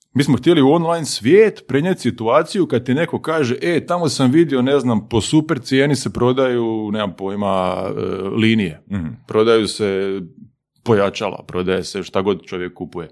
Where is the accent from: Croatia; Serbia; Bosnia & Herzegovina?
Croatia; Osijek, Osijek-Baranja County; Igrao sam tad prvu ligu u Osijeku, ja sam iz Osijeka